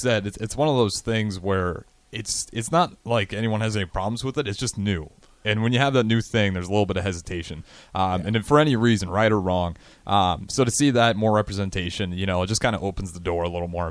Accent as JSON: {"language": "English", "area": "Cedar Catholic", "region": "Nebraska", "country": "United States", "tie": "born or raised there", "moved": "yes", "lives_now": "Lincoln, United States", "said": "my hometown"}